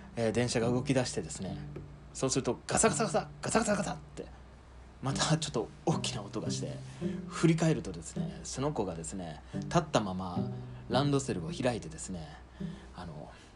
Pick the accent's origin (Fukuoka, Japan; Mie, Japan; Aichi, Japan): Fukuoka, Japan; rural; moved away as an adult; also born or lived in Saitama / Tokyo; 福岡の田舎の方の出身